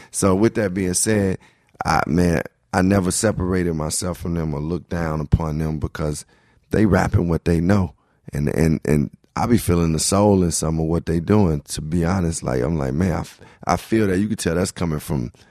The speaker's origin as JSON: {"language": "English", "town": "Chicago", "region": "Illinois", "country": "United States", "tie": "born or raised there", "also_born_or_lived": "Brooklyn, New York", "moved": "yes", "said": "growing up in Chicago, I grew up around black culture"}